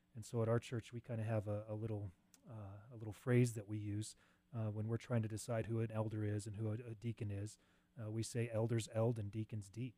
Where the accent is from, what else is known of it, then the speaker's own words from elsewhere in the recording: Cheyenne, Wyoming, United States; Grew up in Cheyenne, went away to mm. college, came back.